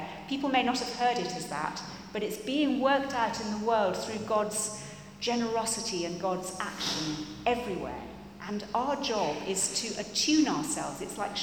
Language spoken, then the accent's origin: English; England, United Kingdom; we're English